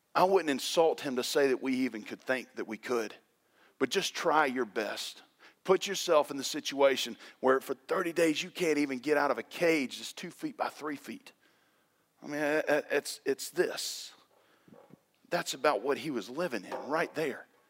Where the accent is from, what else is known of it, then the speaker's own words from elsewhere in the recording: the South, United States; when you're born and raised in the South, You went to Tequila High School.